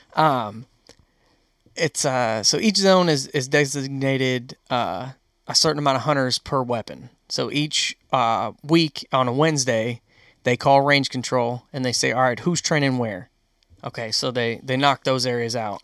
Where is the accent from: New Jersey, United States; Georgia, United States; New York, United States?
New York, United States; Western; moved away; I grew up in New York, Western New York